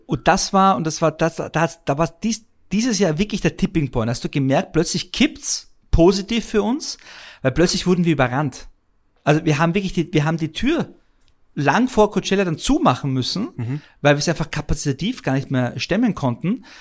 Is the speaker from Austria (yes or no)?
yes; Vienna, Austria; moved away as an adult; now in Germany; als gebürtiger Wiener brav in Wien zur Schule gegangen und studiert